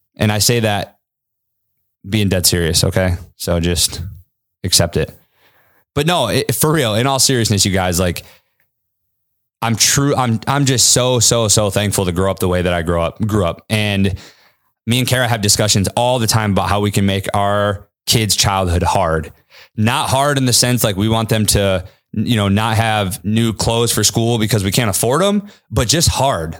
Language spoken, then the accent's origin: English; Kalamazoo, Michigan, United States; also born or lived in California; my mom secretly got my sister and I on a fucking one-way flight to Kalamazoo, Michigan